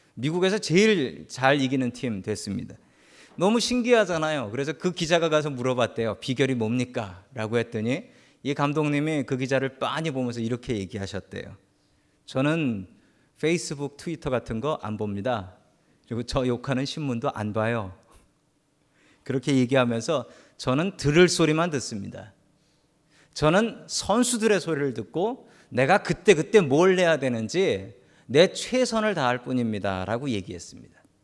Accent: South Korea; also born or lived in San Francisco area, United States; now in San Francisco, United States

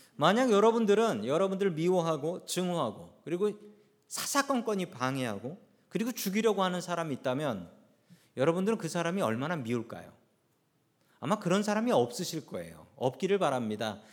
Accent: South Korea; now in United States; 하나님께서 우리를 한국 사람으로 태어나게 하셨고 하나님께서 우리에게 한국말이 편하게 하셨고 우리를 한국 사람으로 묶어 주셨습니다

